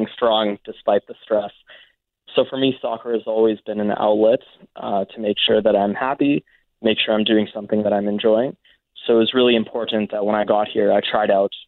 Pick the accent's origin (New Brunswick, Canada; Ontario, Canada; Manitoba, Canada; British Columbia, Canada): Manitoba, Canada; Winnipeg; moved away as an adult; now in Toronto, Canada; I was born and raised in Winnipeg